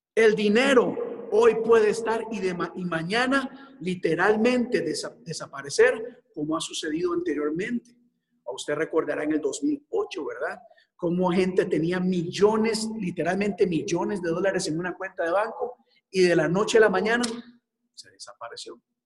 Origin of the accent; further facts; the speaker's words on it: Costa Rica; moved away as an adult; en mi país